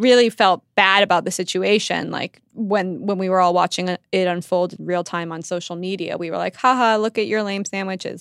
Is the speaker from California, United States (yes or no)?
yes; Silicon Valley, California, United States; moved away; I'm from Silicon Valley, and my, I have a little brother who's in high school there